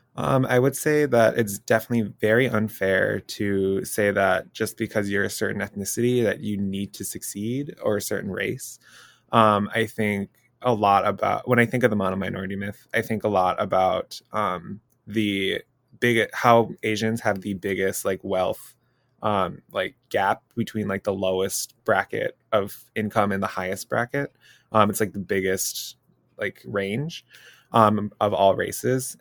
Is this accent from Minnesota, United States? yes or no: yes; Minnesota, United States; I personally was born and raised in Minnesota